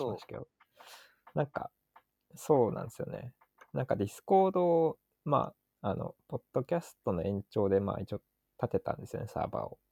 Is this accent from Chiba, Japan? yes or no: yes; Chiba, Japan; 僕が地元千葉なんですけど